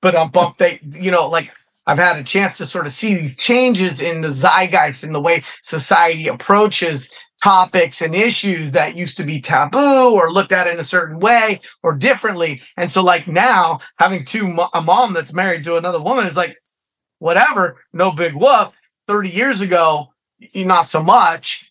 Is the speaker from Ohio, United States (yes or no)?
no; San Francisco, California, United States; also born or lived in Sonoma County, California; I was born in San Francisco and raised in San Francisco and Sonoma County